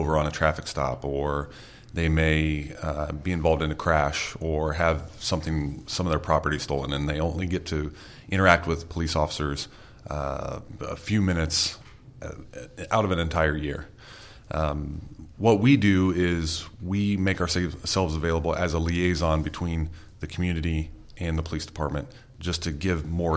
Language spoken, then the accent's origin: English; Clinton County, Indiana, United States; I grew up in Clinton County